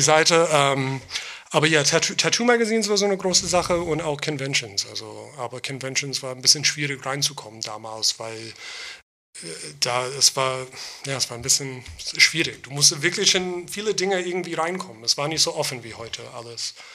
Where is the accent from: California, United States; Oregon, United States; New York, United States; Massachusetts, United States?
New York, United States; Long Island; German is a second language; moved away as an adult; also born or lived in Queens, New York; now in Berlin, Germany; ich bin in Queens geboren, mhm. aber ich bin auf Long Island aufgewachsen